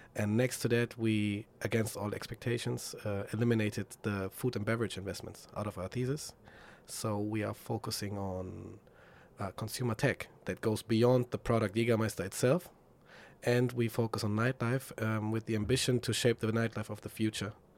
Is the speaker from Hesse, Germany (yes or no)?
yes; Frankfurt, Hesse, Germany; moved away as an adult; now in Berlin, Germany; my hometown, Frankfurt.